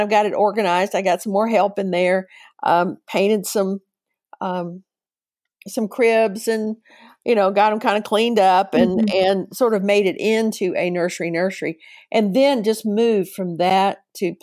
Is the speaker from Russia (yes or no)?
no; Arlington, Virginia, United States; moved away as an adult; now in Chattanooga, United States; I was raised in Arlington, Virginia.